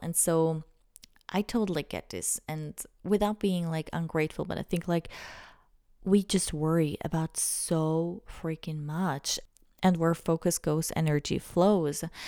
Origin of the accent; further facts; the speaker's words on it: Switzerland; I'm from Switzerland